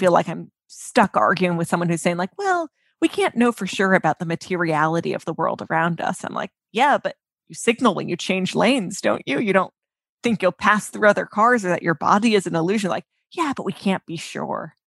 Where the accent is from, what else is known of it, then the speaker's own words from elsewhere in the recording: United States; we're American